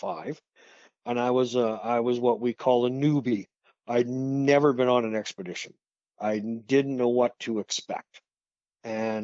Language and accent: English; Saskatoon, Saskatchewan, Canada; I was born in Saskatoon.